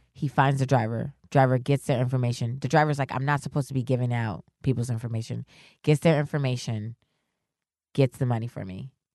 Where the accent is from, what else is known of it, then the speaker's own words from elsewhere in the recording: New York, United States; also born or lived in Worcester, Massachusetts; I'm from New York